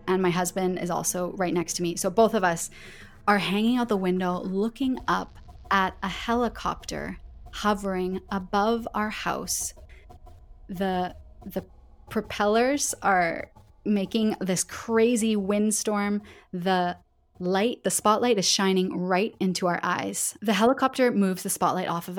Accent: Calgary, Alberta, Canada; accent: Canadian English; moved away as an adult; now in Barcelona, Spain; I'm from Western Canada, from Calgary, Alberta.

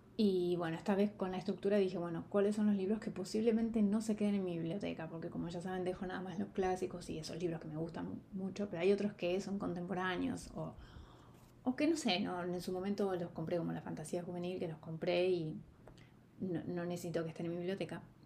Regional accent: Argentina; soy argentina

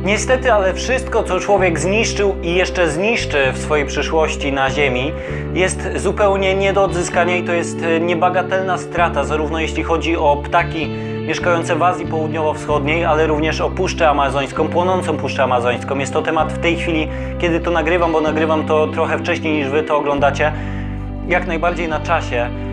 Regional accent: Poland

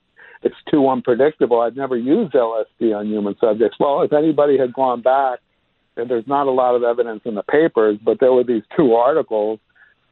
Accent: New York City, New York, United States; moved away as an adult; now in Los Angeles, United States; I moved from New York City and the East Coast, where I was raised, to Los Angeles

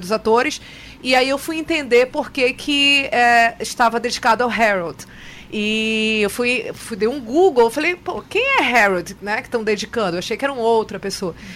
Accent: Manaus, Amazonas, Brazil; Eu sou nascida, vivida, estudada, morada em Manaus.

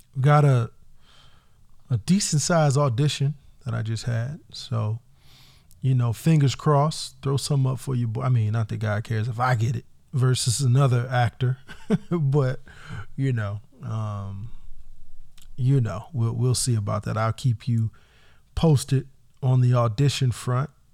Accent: Indiana, United States; now in California, United States; as a Californian from Indiana, from the Midwest

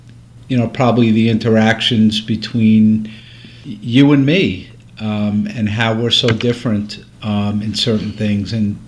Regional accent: Long Island, New York, United States; also born or lived in California / Maryland; now in Connecticut, United States; I was born on Long Island and lived there a big part of my life. Eventually moved to California.

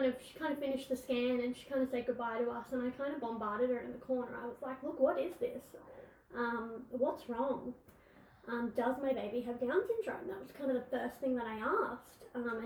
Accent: Brisbane, Queensland, Australia; I am from Brisbane

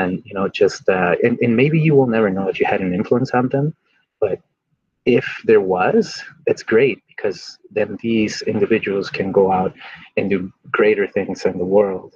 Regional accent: Mexico; now in United States; I grew up in Mexico

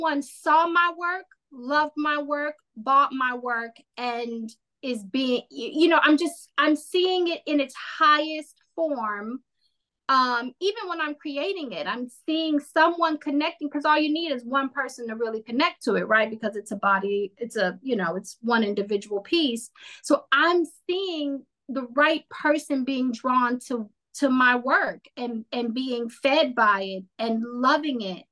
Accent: Indiana, United States; I grew up in Indiana

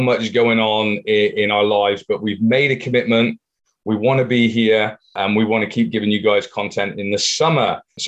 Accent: Plymouth, South West England, United Kingdom; born or raised there

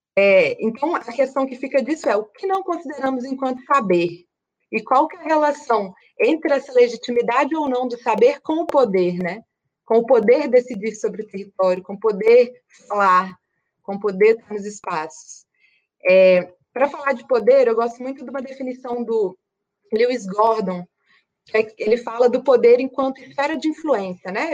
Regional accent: Minas Gerais, Brazil; moved away; also born or lived in Espírito Santo; sou mineira, nasci no interior de Minas, é, morei 10 anos no Espírito Santo

